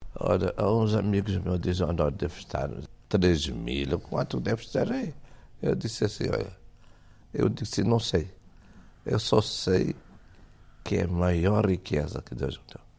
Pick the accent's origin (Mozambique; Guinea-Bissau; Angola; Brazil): Angola; moved away as an adult; also born or lived in Cape Verde; now in Portugal; Eu nasci em Angola